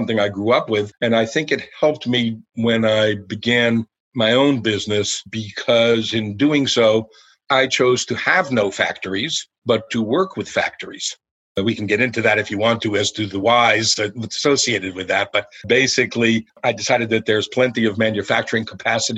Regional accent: Elizabeth, New Jersey, United States; I'm a kid from New Jersey, so I grew up in a town called Elizabeth

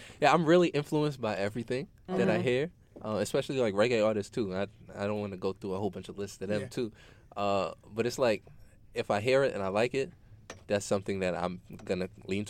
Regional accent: New York City, New York, United States; I'm from Queens

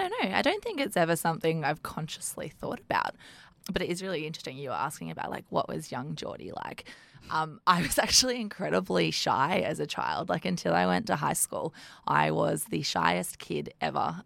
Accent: Sydney, New South Wales, Australia; moved away as an adult; also born or lived in Melbourne / New Zealand / Canberra; when I was two, we moved up to Sydney, and then I grew up in Sydney until I was eighteen

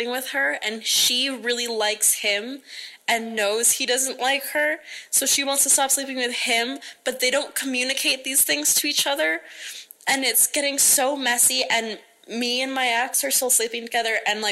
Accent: Alberta, Canada; I'm from Alberta, Canada.

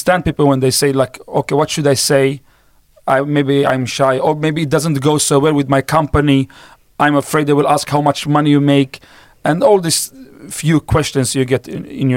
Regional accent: Sweden; English is a second language; I was born and raised up in Sweden

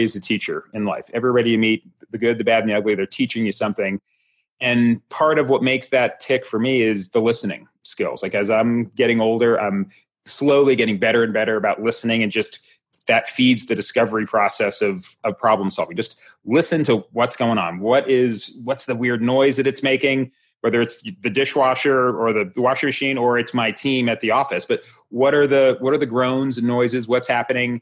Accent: Florida, United States; moved away; also born or lived in Hyannis, Massachusetts / Boulder, Colorado; I grew up in Florida. I was actually born in Hyannis, Massachusetts. But when I was 7, we moved down to Florida.

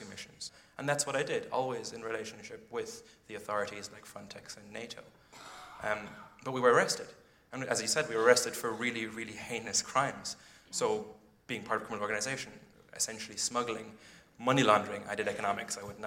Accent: Ireland; moved away as an adult; also born or lived in London; I'm 25 years old, and I grew up in Ireland.

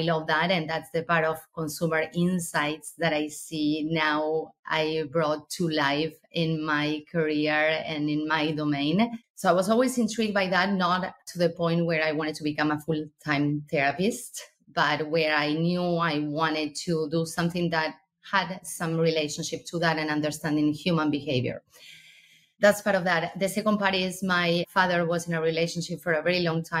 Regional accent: Argentina; moved away; I'm originally from Argentina

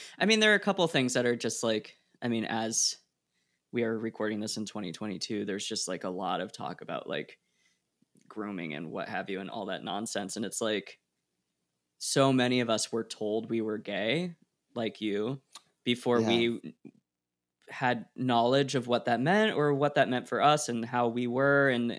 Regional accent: Oregon, United States; I grew up in Oregon

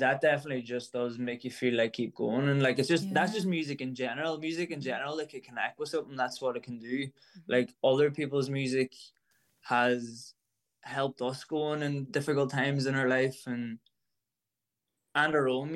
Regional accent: Ireland; an Irish musician

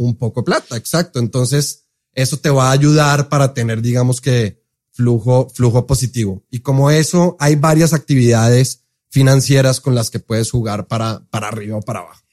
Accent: Colombia; accent: Colombian; also born or lived in Seattle, United States; now in Mexico; soy colombiano. Entonces, por eso el acento.

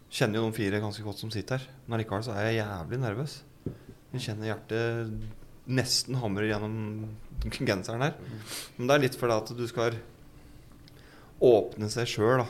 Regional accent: Gjøvik, Innlandet, Norway; jeg er jo fra Gjøvik eh, og Vardal. Bybra. Vokste opp

